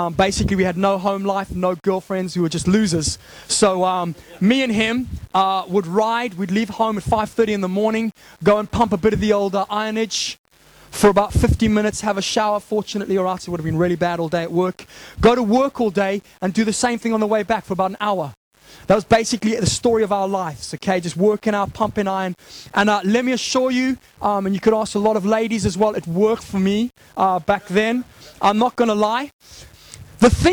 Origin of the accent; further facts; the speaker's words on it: Zimbabwe; moved away; growing up in Zimbabwe